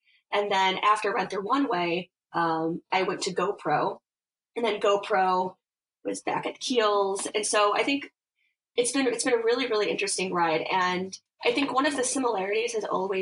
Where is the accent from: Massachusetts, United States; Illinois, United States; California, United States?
Illinois, United States; Chicago; moved away as an adult; now in New York, United States; I'm from Chicago originally